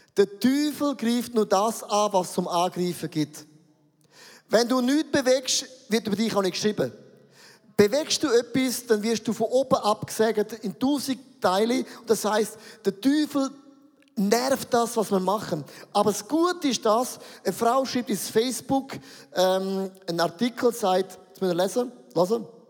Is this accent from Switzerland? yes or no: yes; Switzerland; für uns als Schweizer